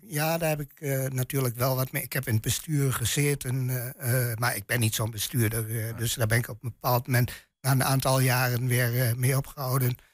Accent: Twente, Overijssel, Netherlands; accent: Twents; mijn tongval echt twens is

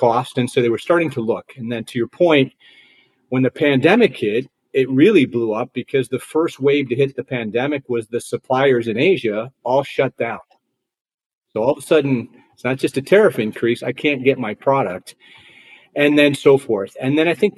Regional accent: Chicago, Illinois, United States; moved away as an adult; also born or lived in Troy, Michigan; now in Dallas, United States; I'm from Chicago originally

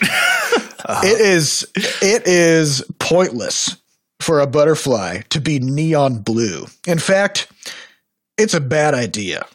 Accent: Iowa, United States; we're from Iowa

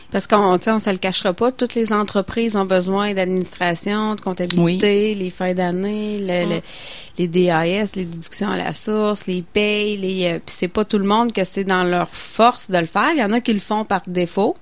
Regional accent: Stoneham, Quebec, Canada; chez nous à Stoneham

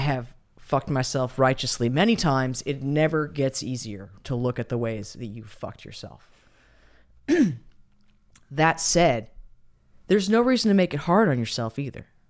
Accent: United States; as Americans

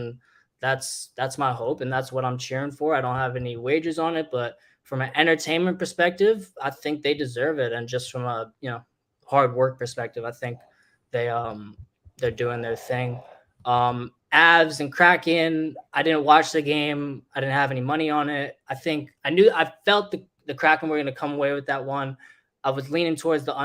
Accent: New Jersey, United States; I'm from New Jersey.

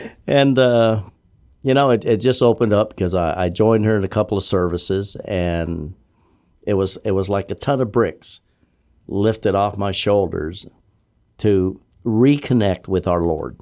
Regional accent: Guam; moved away as an adult; born and raised there in Guam.

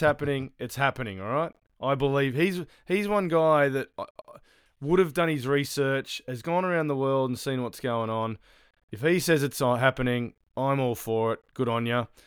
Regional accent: Australia; now in New Zealand; as an Australian

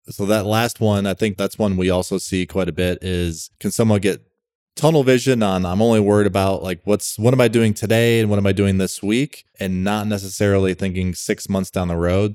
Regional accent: Rochester, New York, United States; I'm from Rochester, New York originally.

